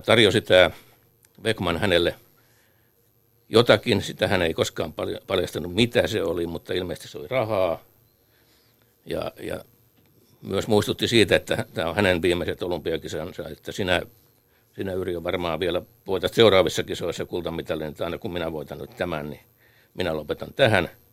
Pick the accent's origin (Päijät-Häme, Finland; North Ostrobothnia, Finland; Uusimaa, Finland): Päijät-Häme, Finland; Lahti; meille Lahden pikkupojille